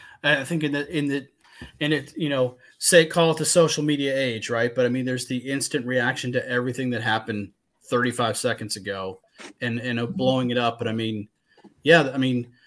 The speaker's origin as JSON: {"language": "English", "region": "Midwest", "country": "United States", "tie": "born or raised there", "said": "I just think I grew up in the Midwest"}